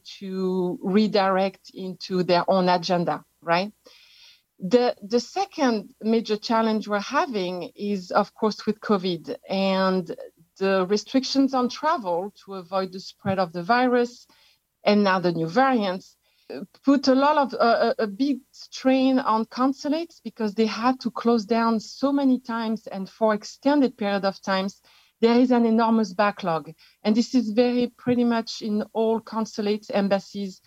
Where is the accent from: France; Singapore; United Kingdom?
France; accent: French; English is a second language; moved away as an adult; now in United States; I am actually an expatriate from France. You can tell from my accent. I've been living in the US for 27 years